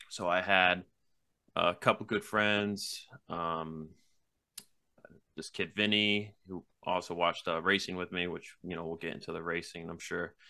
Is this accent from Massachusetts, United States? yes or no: yes; Mattapoisett, Massachusetts, United States; also born or lived in Wareham, Massachusetts / New Bedford area, Massachusetts; I was born in Wareham, Massachusetts, and then I was raised a couple towns over in Mattapoisett, um, where I spent pretty much most of my life